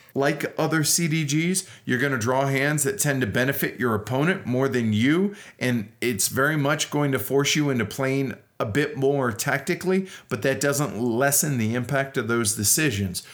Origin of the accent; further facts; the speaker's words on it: United States; as an American